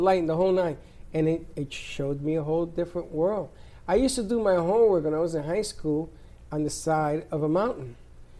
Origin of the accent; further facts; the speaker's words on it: Puerto Rico; also born or lived in Bronx, New York; when I was growing up in Puerto Rico, my father was a farmer.